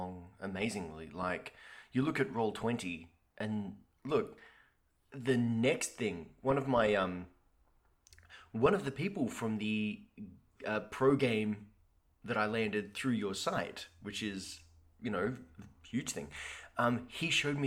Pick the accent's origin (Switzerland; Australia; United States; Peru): Australia; Having played rugby over there as an Australian in high school